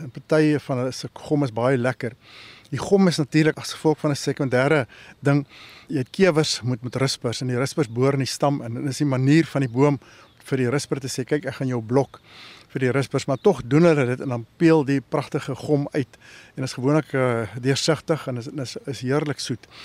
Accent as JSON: {"language": "Afrikaans", "region": "Northern Cape", "country": "South Africa", "tie": "born or raised there", "said": "ons groot geword het in die Noord-Kaap"}